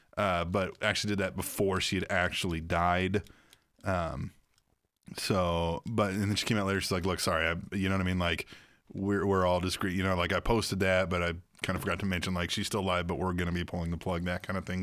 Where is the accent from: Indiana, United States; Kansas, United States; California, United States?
Kansas, United States; Manhattan; where I grew up in Manhattan, Kansas